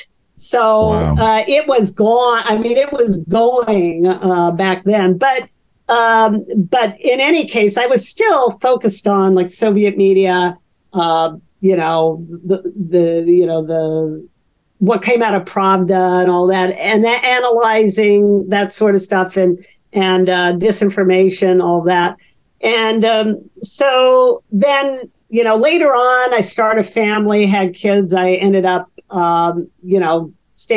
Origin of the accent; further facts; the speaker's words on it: Los Angeles, California, United States; moved away as an adult; now in East Coast, United States; I was born in Los Angeles. I was raised in a suburb of Los Angeles.